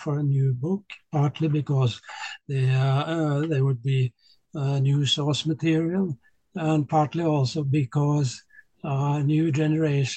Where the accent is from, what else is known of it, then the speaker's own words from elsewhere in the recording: Oslo, Norway; also born or lived in Tromsø, Norway / New York, United States / St. Petersburg, Russia; I grew up in Oslo, I went to school in Oslo